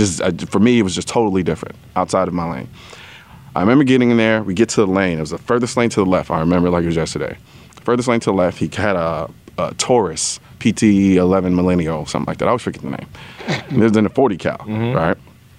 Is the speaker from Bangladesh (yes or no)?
no; Houston, Texas, United States; I'm Houston, Texas.